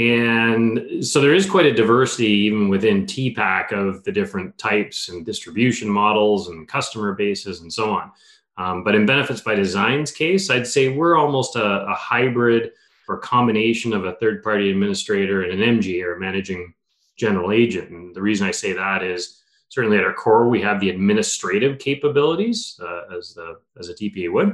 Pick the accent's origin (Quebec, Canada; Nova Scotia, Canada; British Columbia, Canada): British Columbia, Canada; Vancouver; moved away as an adult; also born or lived in Halifax / Kingston, Ontario; I was from Vancouver